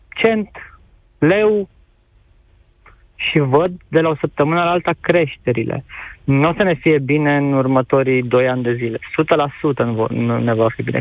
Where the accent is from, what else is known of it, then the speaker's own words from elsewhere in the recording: Arad, Arad County, Romania; eu sunt din Arad